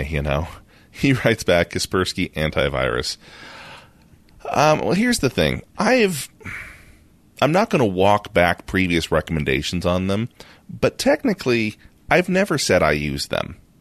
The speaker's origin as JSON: {"language": "English", "country": "United States", "said": "we're American"}